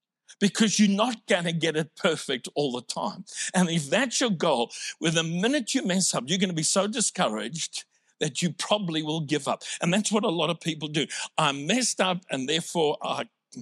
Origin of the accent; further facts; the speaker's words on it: South Africa; now in Australia; I'm originally from South Africa